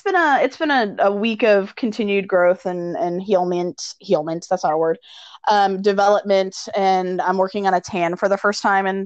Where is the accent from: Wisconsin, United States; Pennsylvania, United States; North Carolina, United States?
North Carolina, United States; moved away; my home state of North Carolina